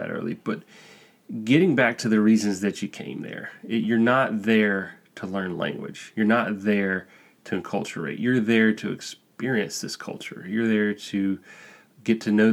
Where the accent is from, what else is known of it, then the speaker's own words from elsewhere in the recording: Alabama, United States; moved away as an adult; now in Spain; I'm from Alabama